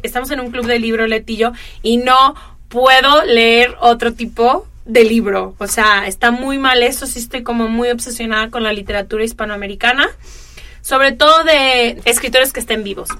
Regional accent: Guadalajara, Jalisco, Mexico; moved away as an adult; also born or lived in Italy / California / New York; now in Los Angeles, United States; crecí en Guadalajara

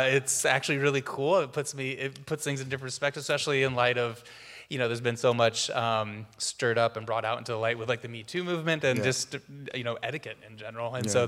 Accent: Walla Walla, Washington, United States; I'm actually Walla Walla native, fifth generation farming family. Yeah, so we, I come from a long line of wheat farmers. So I was originally from Walla Walla.

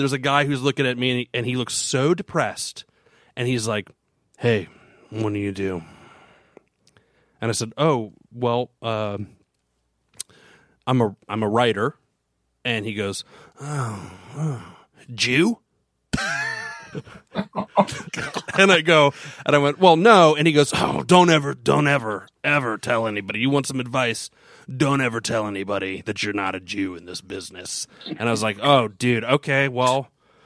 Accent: Florida, United States; moved away; also born or lived in Los Angeles; I'm from Florida

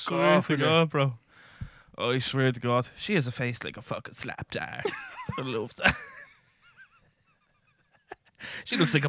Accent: Ireland

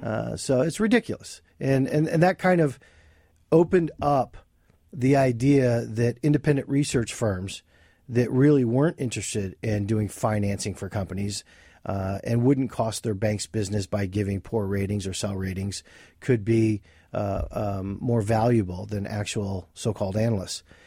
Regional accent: Flint, Michigan, United States; moved away as an adult; now in Pennsylvania, United States; I was born and raised in Flint, Michigan, uh, for the first twenty-two years of my life

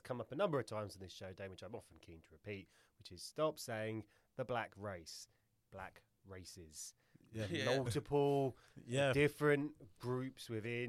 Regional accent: Ilford, London, United Kingdom; I grew up in Ilford

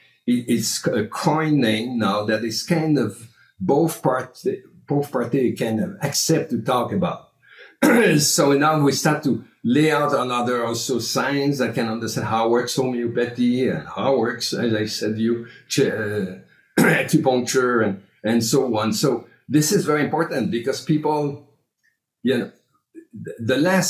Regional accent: Canada; now in United States; I'm coming from Canada

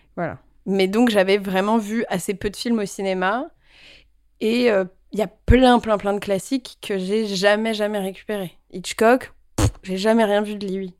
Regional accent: Paris, Île-de-France, France; also born or lived in Vietnam; je suis rentrée à Paris et donc j'ai eu une enfance parisienne et j'ai vécu dans Paris, dans le 15e.

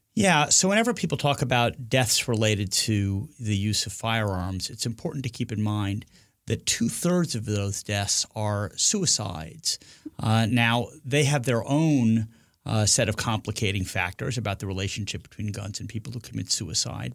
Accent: Northeast, United States; moved away; also born or lived in the South (US); I'm from the Northeast

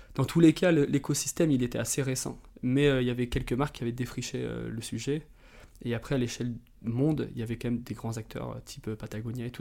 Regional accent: Drôme, Auvergne-Rhône-Alpes, France; moved away as an adult; also born or lived in Annecy; now in Biarritz, France; J'ai grandi dans la Drôme, près des grands espaces.

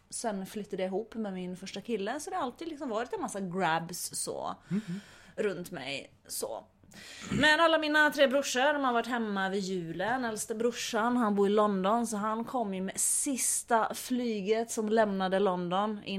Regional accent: Finland; Men eh, jo tack, jag har varit hemma i Finland Finland och slåtts med mina brorsor.

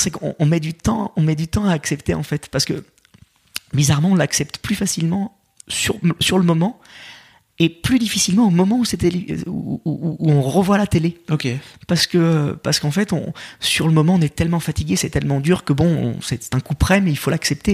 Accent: Lyon, Auvergne-Rhône-Alpes, France; Je suis lyonnais. Euh, j'ai eu la chance en plus de, de grandir, euh, de grandir dans un dans, dans une ville qui a été euh, sept fois championne

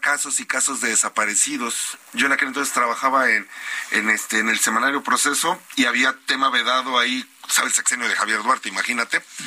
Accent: Veracruz, Mexico; yo soy de Veracruz

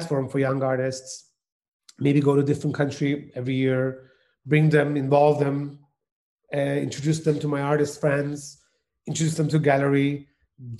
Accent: Turkey; moved away; I come from Turkey. And when I was studying in the music college, I studied piano and cello in the conservatoire in Turkey

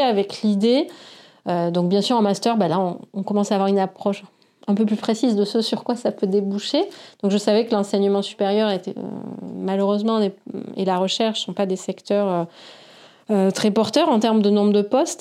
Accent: Senegal; moved away; also born or lived in Bordeaux, France; j'ai grandi au Sénégal

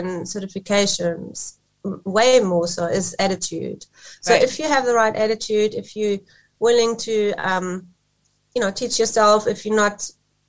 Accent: Germany; moved away as an adult; now in South Africa; I'm actually originally from Germany. I grew up there

